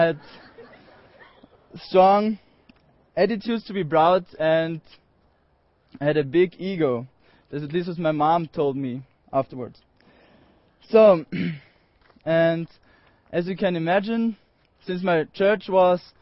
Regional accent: Austria; I'm from Austria. I'm 19 years old, and I'm from a little valley called Cucumber Valley

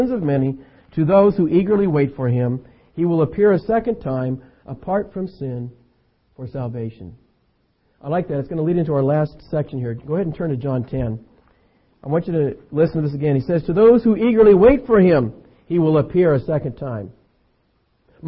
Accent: Concord, California, United States; also born or lived in San Lorenzo; When I was a boy growing up in Concord, just over the hill here

